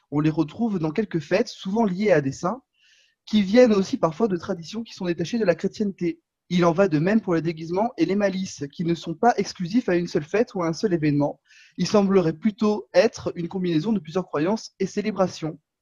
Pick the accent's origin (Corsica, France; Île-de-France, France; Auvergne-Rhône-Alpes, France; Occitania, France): Corsica, France; je suis corse